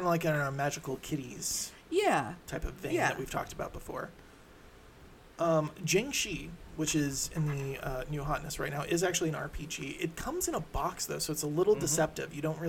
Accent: Illinois, United States; I am born and bred in Illinois.

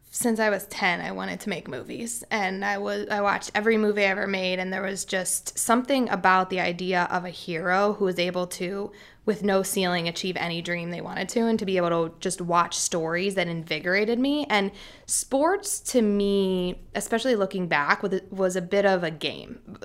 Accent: Philadelphia, Pennsylvania, United States; I was born in Philly. I am Philly by blood.

